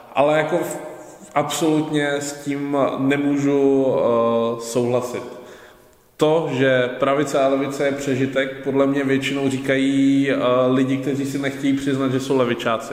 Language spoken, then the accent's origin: Czech; Ostrava, Moravian-Silesian Region, Czechia; já jsem vlastně z Ostravy